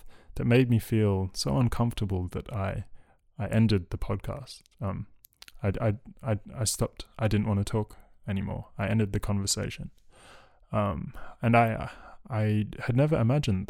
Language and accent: English; Australia; I was raised in Australia, a colony.